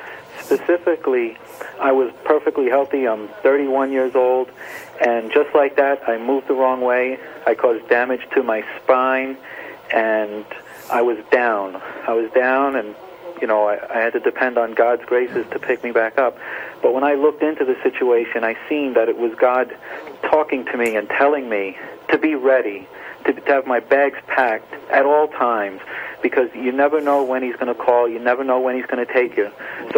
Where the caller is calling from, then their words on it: Rockaway, New Jersey, United States; I'm calling from a hospital in Rockaway, New Jersey right now.